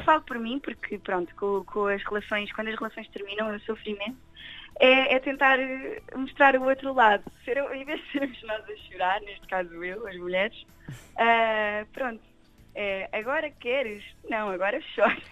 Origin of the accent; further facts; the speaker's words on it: Torres Vedras, Centro, Portugal; also born or lived in Lisbon; resido aqui na Zona Oeste já há muito tempo. Uhum. Uh, desde, desde, pequenina. Eu nasci em Lisboa e vim logo para cá, nem respirei, já estava em Torres